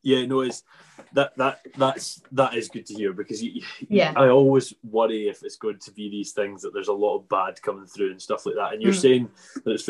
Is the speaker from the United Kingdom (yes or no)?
yes; Isle of Arran, Scotland, United Kingdom; I'm from the Isle of Arran